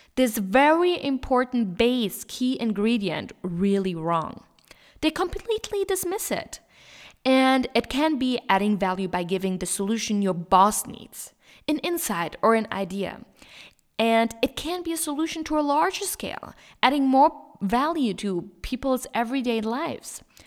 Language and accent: English; Germany; moved away as an adult; now in Switzerland; I'm from Germany. However, I do live in Switzerland and graduated university here.